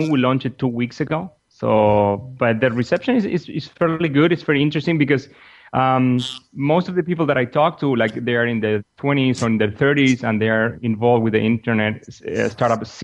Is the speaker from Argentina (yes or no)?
yes; Argentina; moved away as an adult; also born or lived in San Jose, California; I'm from Argentina myself and down in South America